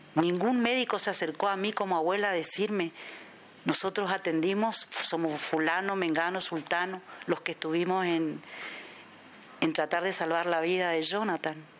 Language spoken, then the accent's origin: Spanish; Posadas, Misiones, Argentina; soy de Posadas Misiones, República Argentina